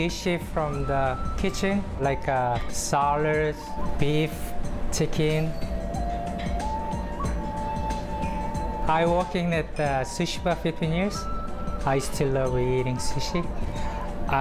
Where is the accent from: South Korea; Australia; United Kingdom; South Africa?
South Korea; moved away as an adult; now in San Francisco, United States; I'm from Korea, and now I came to America 25 years ago